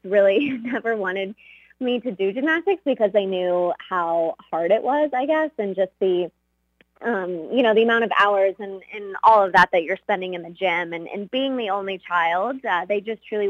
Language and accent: English; Texas, United States; also born or lived in Russia; I basically grew up in Texas and the United States